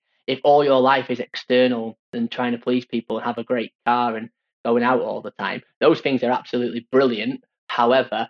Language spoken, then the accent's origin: English; Stockport, North West England, United Kingdom; growing up in Greater Manchester, Stockport, where I'm from